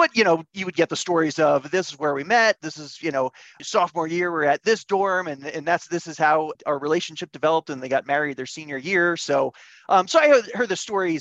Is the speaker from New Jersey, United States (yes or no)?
yes; Monroe, New Jersey, United States; moved away as an adult; also born or lived in Glassboro, New Jersey; now in Boulder, United States; I grew up in Monroe. And of course, for our Jersey folks, 8A on the Turnpike, because there's more than one Monroe